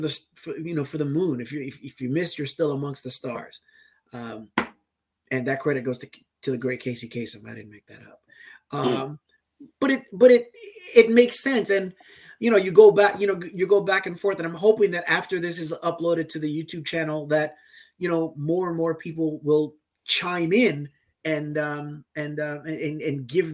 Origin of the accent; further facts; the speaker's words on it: U.S. Virgin Islands; like growing up in the Virgin Islands, I was baptized in an Episcopal church, in the Anglican religion.